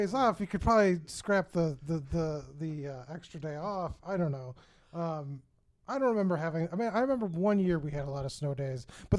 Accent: Michigan, United States; also born or lived in Chicago, Illinois; And I'm from Michigan and Chicago, so I've seen a lot of snow in my day.

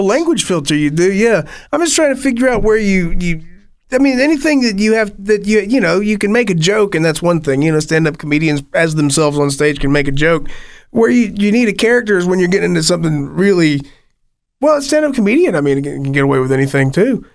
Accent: Appalachia, United States; I am Appalachian

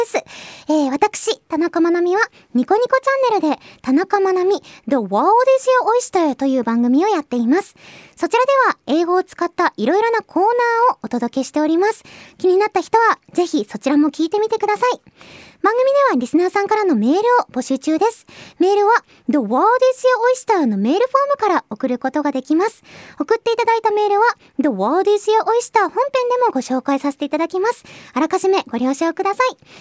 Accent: Hiroshima, Japan; 私の地元、広島

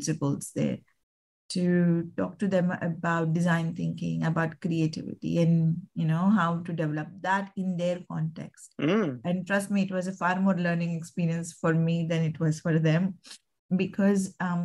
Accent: India; moved away as an adult; now in Australia; I am initially from India, came to Australia in 2000

